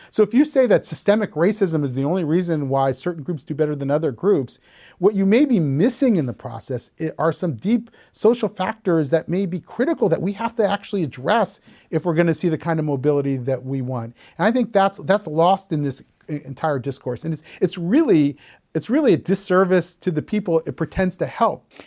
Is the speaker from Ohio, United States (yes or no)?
yes; Columbus, Ohio, United States; When I was growing up in Columbus, Ohio, in, you know, the nineteen seventies and nineteen eighties